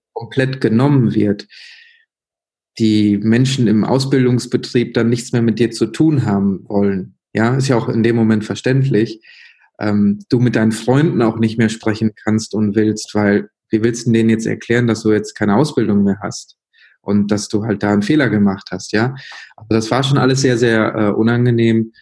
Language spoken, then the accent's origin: German; Münster, North Rhine-Westphalia, Germany; also born or lived in Sri Lanka; in Münster, Nordrhein-Westfalen aufgewachsen